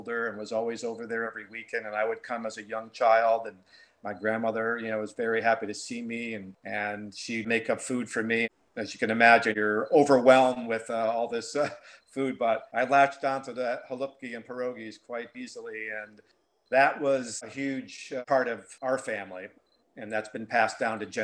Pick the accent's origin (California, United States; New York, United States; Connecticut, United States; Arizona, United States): Connecticut, United States; New Britain; where I was born in New Britain, Connecticut. You know, I was baptized there. My parents were married there.